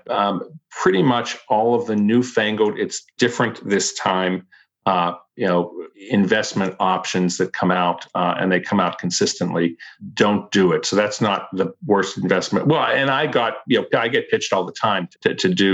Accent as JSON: {"language": "English", "town": "Pittsburgh", "region": "Pennsylvania", "country": "United States", "tie": "born or raised there", "said": "I grew up in Pittsburgh, Pennsylvania"}